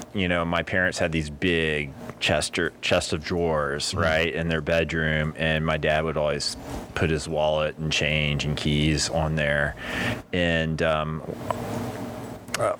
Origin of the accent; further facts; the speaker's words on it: Port Aransas, Texas, United States; also born or lived in Corpus Christi, Texas; growing up in Puerto Rances